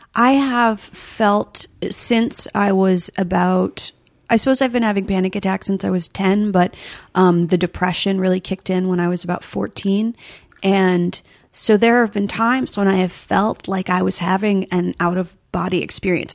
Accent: rural New Jersey, United States; there was always deer hunting around when I was growing up, but in New Jersey, oddly enough, in rural New Jersey, which exists

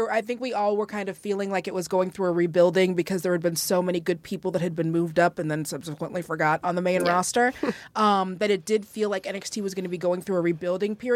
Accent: Seattle, Washington, United States; well, and I'm also from

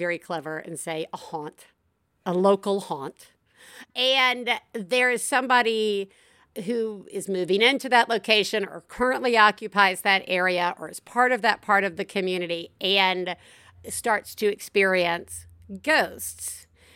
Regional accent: the South, United States; I am from the South and I grew up with ghosts

